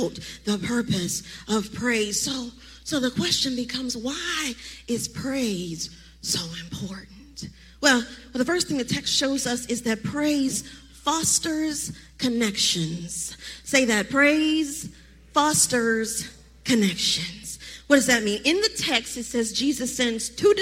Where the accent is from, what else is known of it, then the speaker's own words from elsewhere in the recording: Baltimore, Maryland, United States; now in Charlotte, United States; I am from Baltimore, Maryland